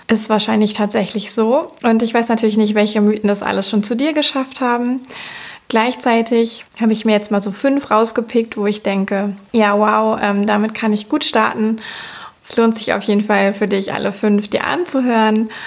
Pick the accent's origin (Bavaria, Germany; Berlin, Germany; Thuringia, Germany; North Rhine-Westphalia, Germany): North Rhine-Westphalia, Germany; Cologne; ich komme aus Köln